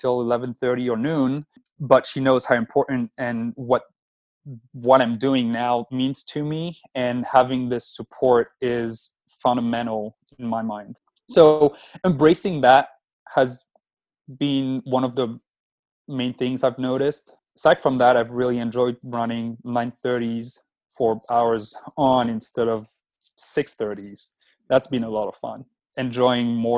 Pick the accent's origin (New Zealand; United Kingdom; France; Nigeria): France; moved away as an adult; now in United States; I'm originally from France, and I moved to the States 11 years ago